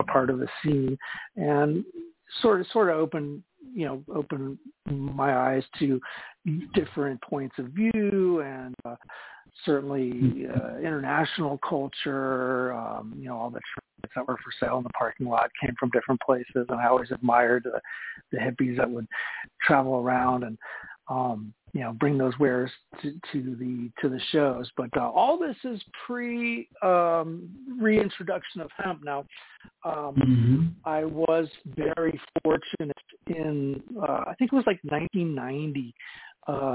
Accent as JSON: {"language": "English", "region": "Florida", "country": "United States", "tie": "born or raised there", "also_born_or_lived": "Chicago, Illinois", "said": "I was born in Chicago, Illinois, Irish Roman Catholic parents, and grew up there. My folks got too cold being there, so we moved down to Florida when I was about 8. And I went through high school there"}